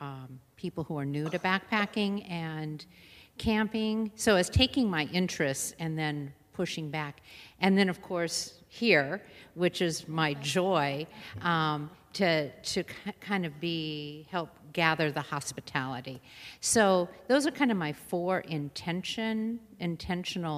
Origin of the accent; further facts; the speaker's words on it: San Diego, California, United States; I grew up in San Diego